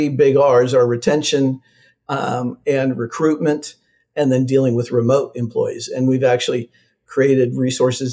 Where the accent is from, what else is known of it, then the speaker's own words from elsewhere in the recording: Midwest, United States; I'm from the Midwest